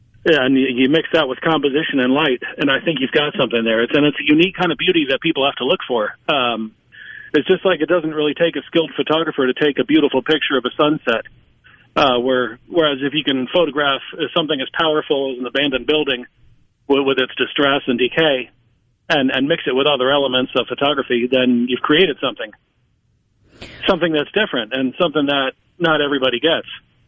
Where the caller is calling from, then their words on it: Nashville, Tennessee, United States; Nashville, Tennessee.